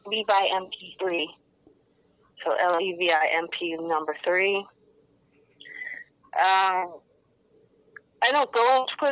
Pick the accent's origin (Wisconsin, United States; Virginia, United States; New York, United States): New York, United States; Ithaca; Here at Ithaca, which is about my hometown